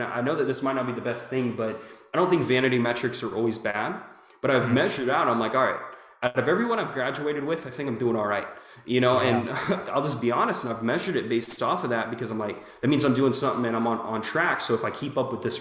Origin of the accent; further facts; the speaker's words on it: Jacksonville, Florida, United States; also born or lived in California; now in Little Rock, United States; I'm from Jacksonville, Florida. I'm living in Little Rock, Arkansas right now